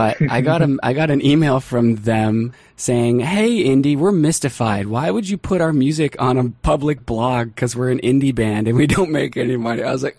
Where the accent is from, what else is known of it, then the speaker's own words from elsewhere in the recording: Canada; Even as a Canadian